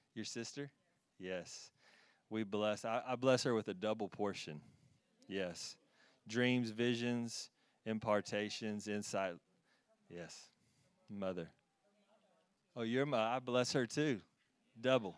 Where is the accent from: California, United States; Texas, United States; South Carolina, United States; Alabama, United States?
Texas, United States; moved away; I'm from Texas. Yeah, from Texas